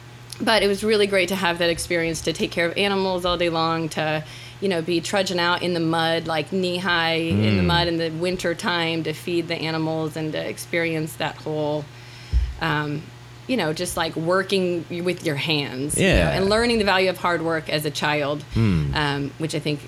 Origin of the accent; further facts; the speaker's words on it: Niceville, Florida, United States; I am from a few different places, but I would call home Niceville, Florida.